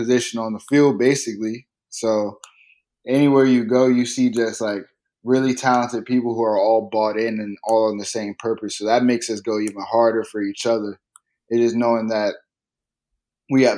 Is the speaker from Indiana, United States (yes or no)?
no; Virginia, United States; since I've lived in Virginia, and I've lived in Virginia for a while